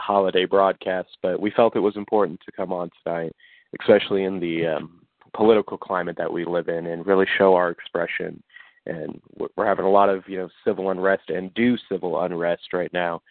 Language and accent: English; Leavenworth, Kansas, United States; I'm from Leavenworth, Kansas